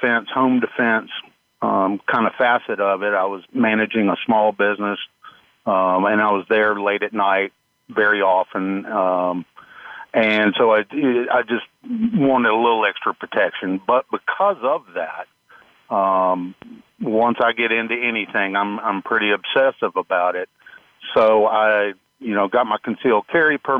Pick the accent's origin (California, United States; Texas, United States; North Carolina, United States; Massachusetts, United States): North Carolina, United States; Greensboro; I grew up in Greensboro, North Carolina, about north central of the state